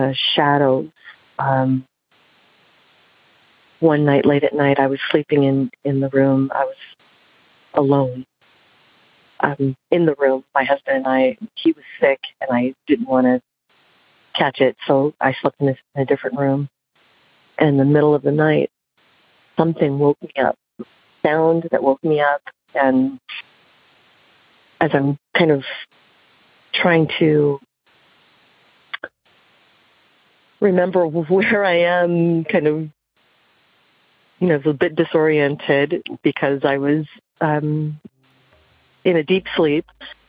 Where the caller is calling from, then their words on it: Santa Barbara, California, United States; I'm calling from Santa Barbara, California.